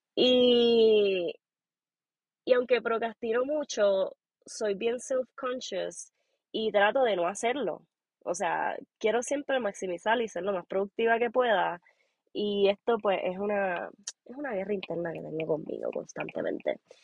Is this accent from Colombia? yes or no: no; Puerto Rico; moved away as an adult; now in Aspen, United States; Soy boricua de Puerto Rico. este, o sea, nací y criada en Puerto Rico